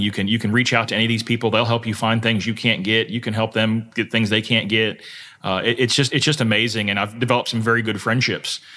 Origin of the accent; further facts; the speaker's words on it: South Florida, United States; moved away as an adult; also born or lived in Kentucky; I grew up in South Florida